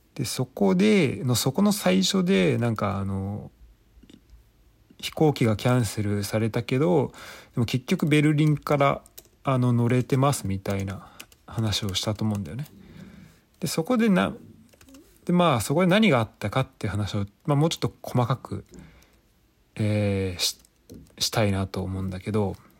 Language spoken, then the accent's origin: Japanese; Kanto, Japan; moved away as an adult; 俺はまあ関東の出身